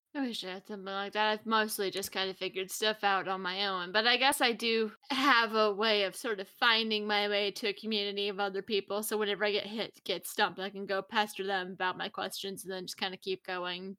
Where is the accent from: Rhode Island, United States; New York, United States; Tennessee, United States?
Tennessee, United States; now in Texas, United States; I'm glad I moved to Texas because I grew up in Tennessee